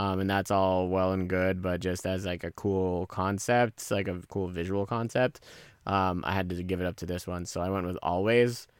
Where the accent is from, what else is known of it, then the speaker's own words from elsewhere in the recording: Pacifica, California, United States; me growing up in Pacifica